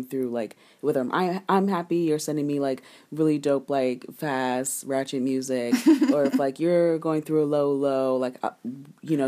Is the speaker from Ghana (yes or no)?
yes; Ghana; I'm Ghanaian.